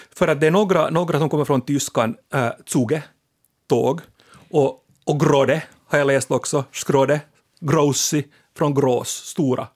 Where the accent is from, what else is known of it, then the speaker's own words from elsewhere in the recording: Ostrobothnia, Finland; moved away; jag är ju då som alla vet österbottning i exil, jag är från Bönde, eller Lande